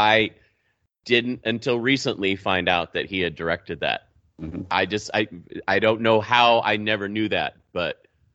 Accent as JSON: {"language": "English", "town": "Wichita", "region": "Kansas", "country": "United States", "tie": "born or raised there", "said": "When I was growing up in Wichita, we had Southwestern Bell"}